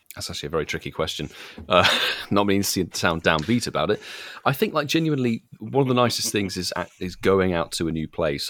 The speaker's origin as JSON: {"language": "English", "country": "United Kingdom", "said": "being British"}